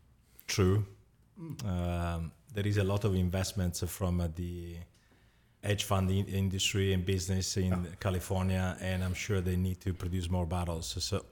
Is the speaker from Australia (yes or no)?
no; Sicily, Italy; English is a second language; moved away as an adult; now in New York, United States; I was born in Sicily